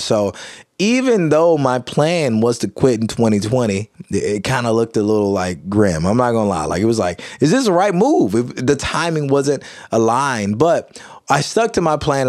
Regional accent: Kilmichael, Mississippi, United States; also born or lived in Jackson, Mississippi; I grew up in small town, small community, Kilmichael, Mississippi

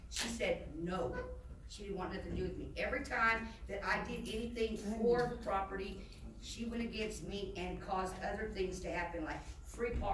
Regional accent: Dallas, Texas, United States; moved away; I'm from Dallas

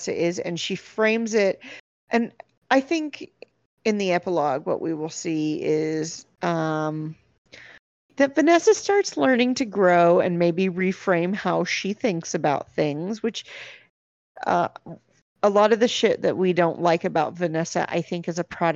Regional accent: United States; my perspective as an American

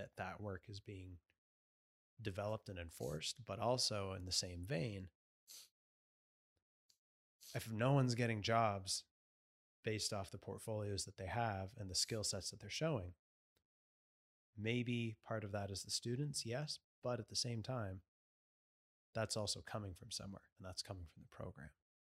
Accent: Canada; as Canadian citizens

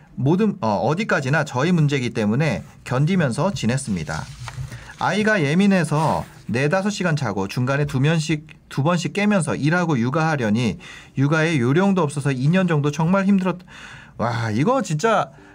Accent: Gangneung, Gangwon, South Korea; moved away; 저는 사실 고향이 강릉이라서

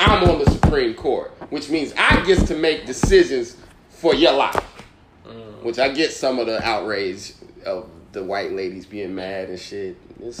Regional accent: Indianapolis, Indiana, United States; now in New York City, United States; I know I'm not from New York. I'm from Indianapolis

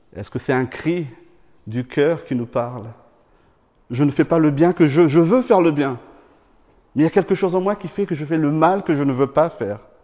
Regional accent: Madagascar; moved away; quand j'étais petit, je viens de Madagascar, on mangeait très souvent du poisson séché

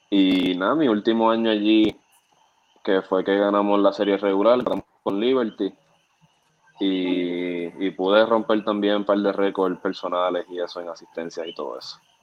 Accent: Puerto Rico; also born or lived in San Juan, Puerto Rico / Caguas, Puerto Rico; nací en, San Juan, este, me crié en Maguabo

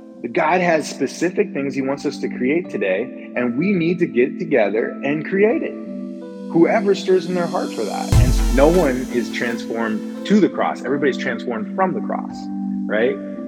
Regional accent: Illinois, United States; So I'm from Illinois, and both sides of my family, my mom and my dad, have a lot of like family roots in Illinois.

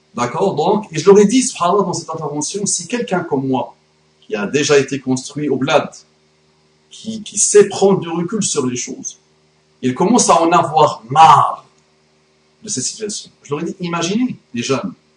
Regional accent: France; mon pays, mon beau pays, la France

